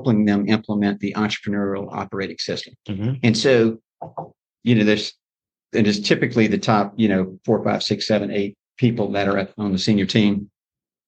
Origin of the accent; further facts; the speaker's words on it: Baton Rouge, Louisiana, United States; moved away as an adult; now in Lafayette, United States; originally from Baton Rouge, married a girl and moved to Lafayette.